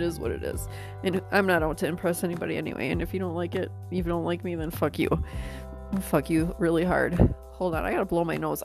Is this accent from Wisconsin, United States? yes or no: yes; New London, Wisconsin, United States; now in Arizona, United States; coming at you out of New London, Wisconsin, my hometown.